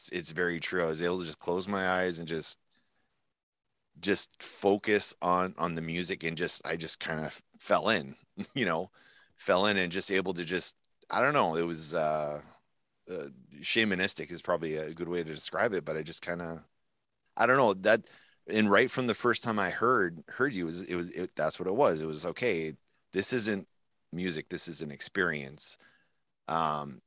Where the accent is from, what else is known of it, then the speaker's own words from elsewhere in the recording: New Brunswick, Canada; now in Winnipeg, Canada; we grew up in New Brunswick.